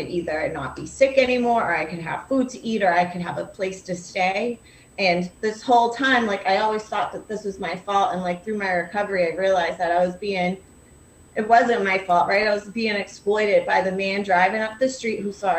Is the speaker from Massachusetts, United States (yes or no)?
yes; Lynn, Massachusetts, United States; I'm from Lynn